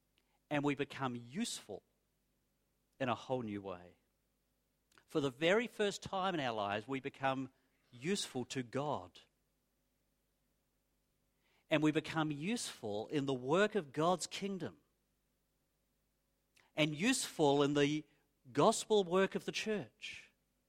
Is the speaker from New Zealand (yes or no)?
yes; New Zealand; moved away as an adult; now in Australia; when I was growing up in New Zealand